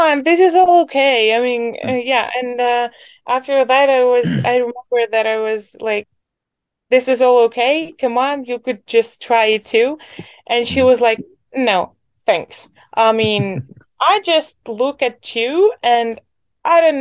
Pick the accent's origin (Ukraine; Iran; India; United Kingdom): Ukraine; Poltava Oblast; I grew up in the Poltava region. That's basically the center of Ukraine.